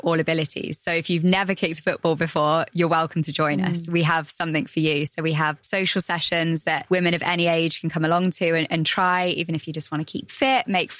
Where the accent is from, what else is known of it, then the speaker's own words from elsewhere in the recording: England, United Kingdom; now in United Arab Emirates; I'm from England